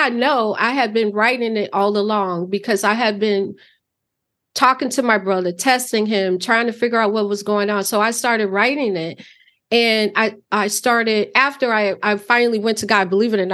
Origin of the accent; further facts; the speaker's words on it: Chicago, Illinois, United States; moved away as an adult; now in Wisconsin, United States; I grew up in Chicago, moved to Wisconsin in my later years